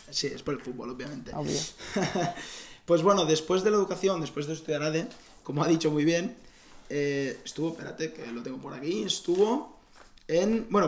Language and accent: Spanish; Igualada, Catalonia, Spain; Nací en Igualada.